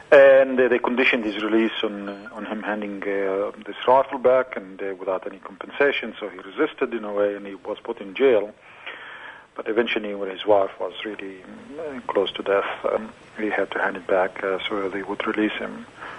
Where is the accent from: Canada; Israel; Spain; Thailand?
Israel; moved away as an adult; I was born in Israel, was Israel when I was born, so I'm a Palestinian with an Israeli citizenship.